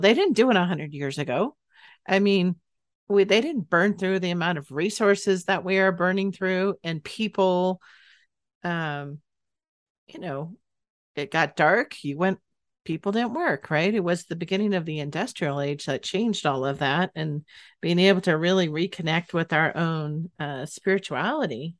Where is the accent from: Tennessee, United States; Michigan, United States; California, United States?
California, United States; Northern; moved away; I grew up in Northern California, not the area that it would snow